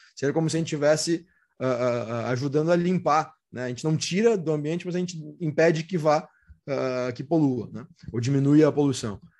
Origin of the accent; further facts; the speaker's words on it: Rio Grande do Sul, Brazil; eu sou natural do Rio Grande do Sul